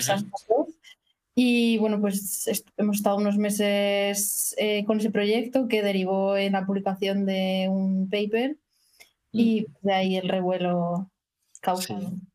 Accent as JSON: {"language": "Spanish", "town": "Madrid", "region": "Community of Madrid", "country": "Spain", "also_born_or_lived": "Copenhagen, Denmark", "moved": "as an adult", "lives_now": "Stockholm, Sweden", "said": "yo soy de Madrid, hice biología en la Universidad Complutense"}